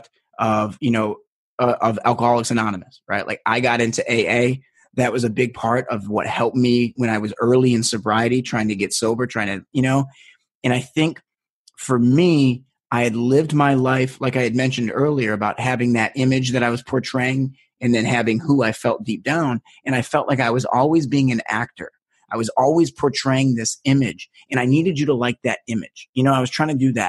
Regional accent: United States; I'm American

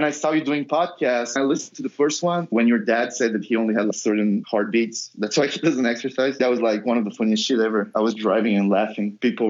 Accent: Bulgaria; I'm from Bulgaria.

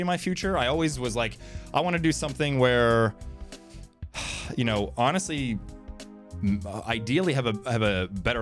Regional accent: Fort Lauderdale, Florida, United States; also born or lived in Ohio / New York; now in California, United States; Born and raised in sunny South Florida.

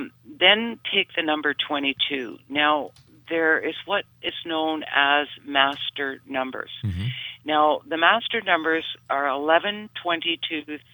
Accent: Canada; you being a Canadian and myself.

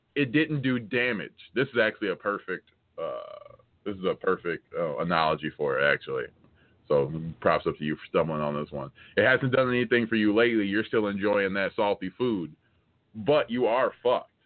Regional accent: United States; I'm American

